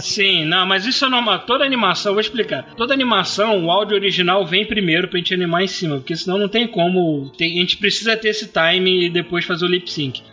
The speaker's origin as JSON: {"language": "Portuguese", "country": "Brazil", "said": "eu sou brasileiro"}